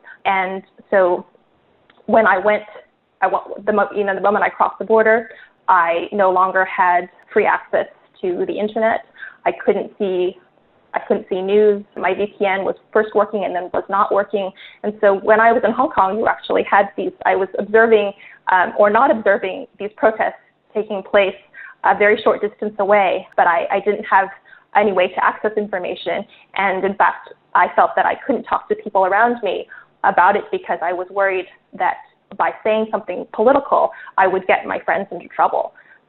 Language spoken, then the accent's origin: English; United States; My generation, and I grew up in the States